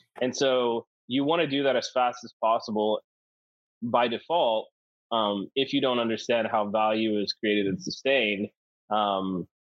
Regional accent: the South, United States; I'm from the South

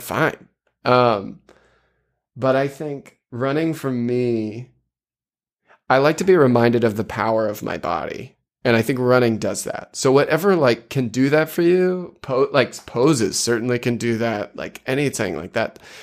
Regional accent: South Portland, Maine, United States; I grew up in South Portland

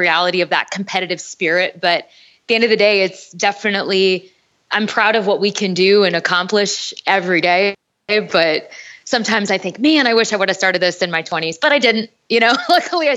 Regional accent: North Dakota, United States; moved away; I'm from North Dakota originally and we didn't have girls soccer at my level.

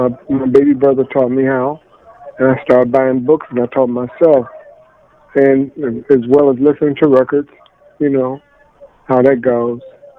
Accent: Chicago, Illinois, United States; now in Los Angeles, United States; Chicago, originally.

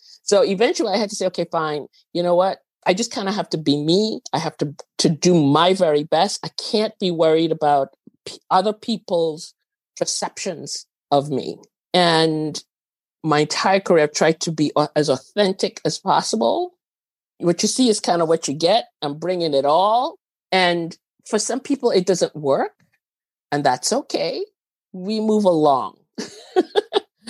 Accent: Trinidad & Tobago; moved away; also born or lived in Venezuela; I was actually born in Venezuela. I grew up in Trinidad.

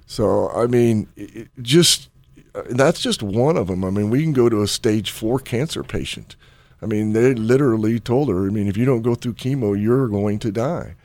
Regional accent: Chicago, Illinois, United States; moved away; back in Chicago back when I was growing up

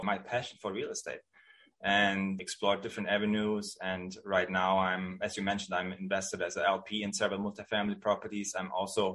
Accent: outside of the Munich area, Bavaria, Germany; English is a second language; moved away as an adult; now in San Francisco, United States; I'm born and raised in Germany. I grew up outside of the Munich area

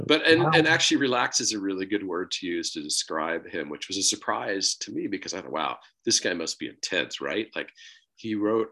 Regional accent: Pennsylvania, United States; my home state

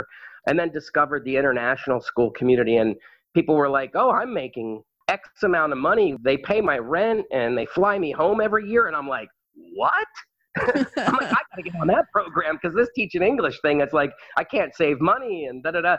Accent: New England, Maine, United States; moved away as an adult; also born or lived in Wainfleet, Maine; now in Phnom Penh, Cambodia; I'm from New England. I'm a Mainer, as they call it.

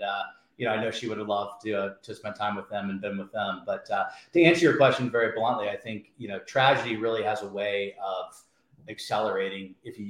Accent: Indianapolis, Indiana, United States; moved away; also born or lived in Alabama; I grew up in a town called Indianapolis, Indiana

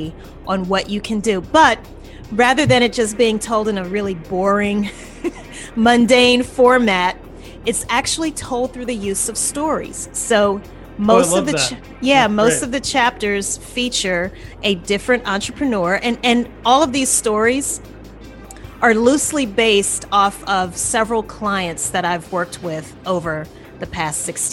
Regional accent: Louisiana, United States; moved away as an adult; also born or lived in New Orleans; now in Atlanta, United States; I'm from Louisiana originally

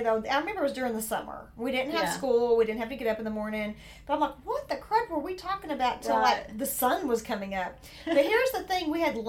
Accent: the South, United States; accent: southern; my southern accent.

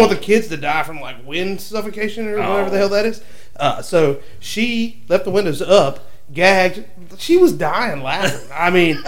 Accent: South Carolina, United States; I'm from South Carolina

